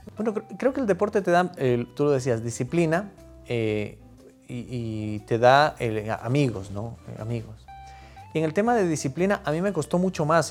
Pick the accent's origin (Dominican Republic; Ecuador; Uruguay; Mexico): Ecuador; Loja; los, lojanos somos muy buenos conversadores